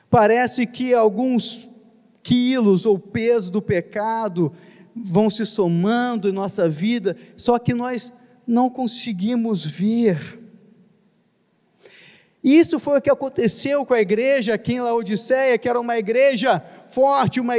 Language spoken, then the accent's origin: Portuguese; Nova Friburgo, Rio de Janeiro, Brazil; now in Rio de Janeiro, Brazil; Vim de Nova Friburgo, aqui na Serra, no estado do Rio de Janeiro.